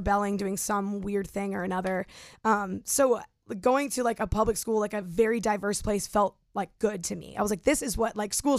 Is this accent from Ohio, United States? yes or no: yes; Cleveland, Ohio, United States; Cleveland, Ohio.